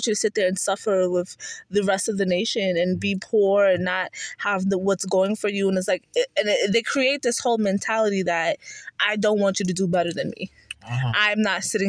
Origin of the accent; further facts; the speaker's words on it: New York, United States; also born or lived in Nigeria (ancestry); now in North Carolina, United States; growing up in New York was very diverse